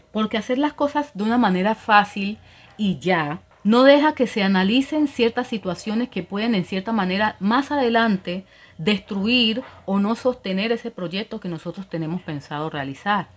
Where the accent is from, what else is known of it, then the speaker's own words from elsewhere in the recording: Colombia; now in Dominican Republic; Yo soy colombiana